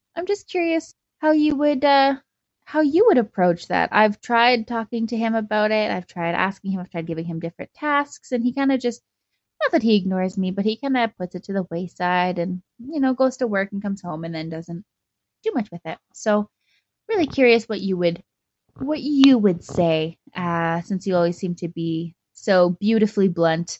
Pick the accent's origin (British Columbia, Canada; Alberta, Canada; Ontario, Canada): Alberta, Canada; Calgary; I'm from Calgary in Canada.